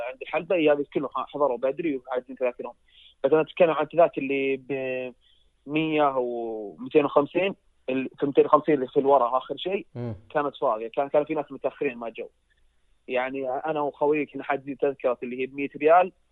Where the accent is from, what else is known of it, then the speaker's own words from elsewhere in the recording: Saudi Arabia; انا كشخص سعودي واجي احضر عروض سعوديه